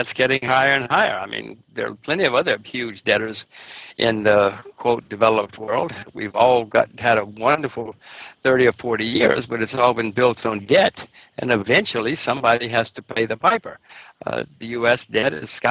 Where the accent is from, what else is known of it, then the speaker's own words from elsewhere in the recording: United States; I'm an American citizen, American voter, American taxpayer